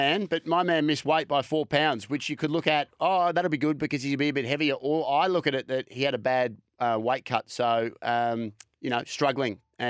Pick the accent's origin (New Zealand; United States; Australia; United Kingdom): Australia; Melbourne, Victoria; We're from Melbourne.